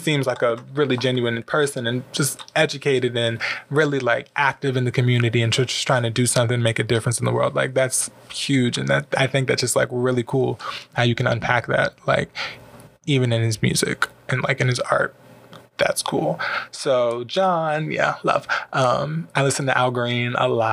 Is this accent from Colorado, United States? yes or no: no; Prince George's County, Maryland, United States; moved away as an adult; now in Los Angeles, United States; I'm from Prince George's County, Maryland